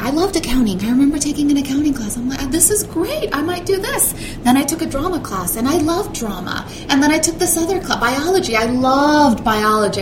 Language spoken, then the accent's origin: English; Orange County, California, United States; also born or lived in Mexico / Evanston, Illinois / Racine, Wisconsin; I was born in the LA area, Orange County